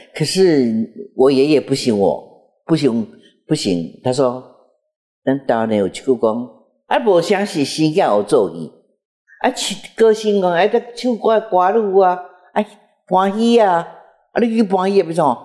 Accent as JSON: {"language": "Chinese", "town": "Jiufen", "region": "New Taipei", "country": "Taiwan", "tie": "born or raised there", "said": "我是九份出生的"}